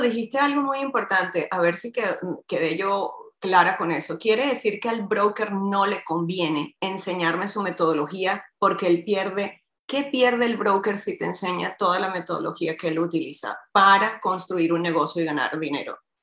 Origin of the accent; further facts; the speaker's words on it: Havana, Cuba; Yo nací en La Habana, Cuba, soy hija cubana y de padre chileno